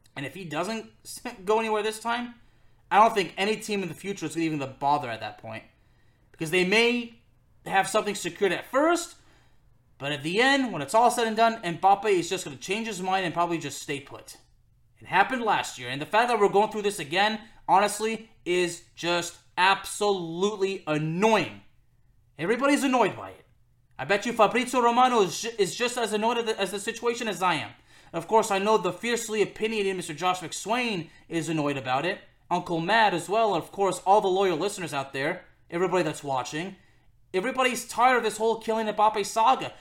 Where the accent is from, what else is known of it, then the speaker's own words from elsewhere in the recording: Lyon, Auvergne-Rhône-Alpes, France; my hometown club of Olympique Lyonnais